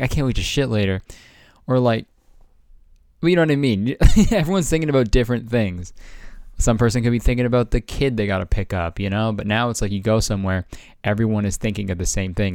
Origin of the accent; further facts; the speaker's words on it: Canada; I'm fucking Canadian